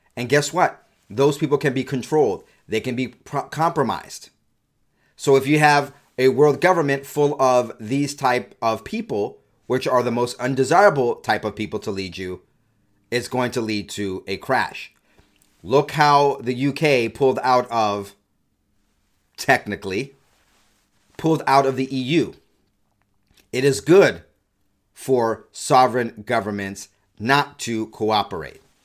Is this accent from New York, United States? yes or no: no; California, United States; now in Utah, United States; I'm from California, moved to Utah, stopgap before I eventually become a Texan